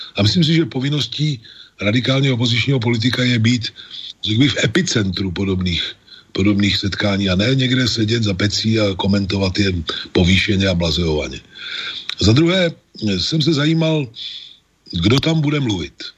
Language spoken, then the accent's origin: Czech; Prague, Czechia; já jsem Pražák